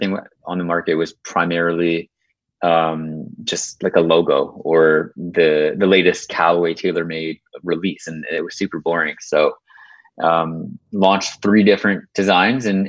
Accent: a little bit north of Toronto, Ontario, Canada; I grew up in Canada

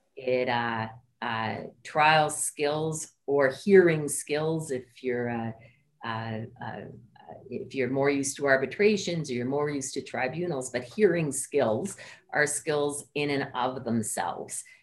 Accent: Ottawa, Ontario, Canada; also born or lived in Antigonish, Nova Scotia; I grew up in Ottawa, um, but my parents were both from the Maritimes

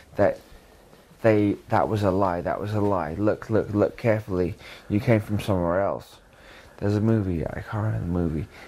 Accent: Canterbury, South East England, United Kingdom; also born or lived in Brighton / Lewes / Hastings; I moved to Canterbury, Canterbury, when I was uh, nine

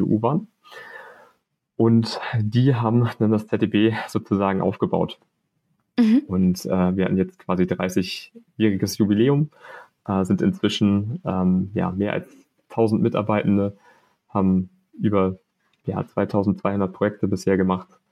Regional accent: Hamburg, Germany; moved away; also born or lived in Münster; als Hamburger

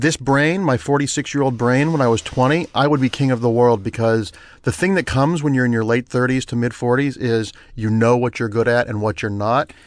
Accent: Ohio, United States; moved away; when I grew up in Ohio

